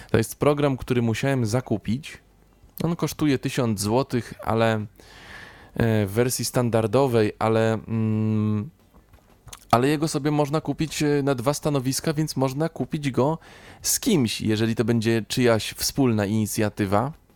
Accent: Kutno, Łódź Voivodeship, Poland; pochodzę z Kutna, no to wtedy mieszkałem mm, z rodzicami 25 kilometrów, tak powiedzmy, od Kutna

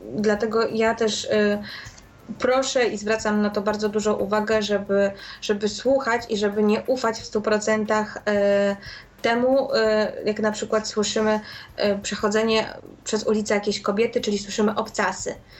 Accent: Warsaw, Masovian Voivodeship, Poland; u nas w Warszawie

